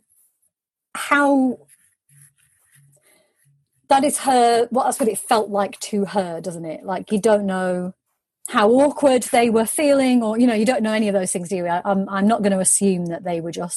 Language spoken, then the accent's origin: English; United Kingdom